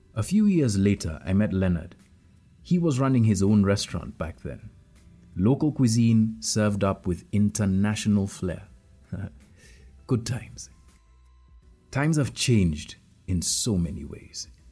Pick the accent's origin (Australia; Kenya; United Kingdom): Kenya; I'm a Kenyan, an investigative journalist, a husband, and a father.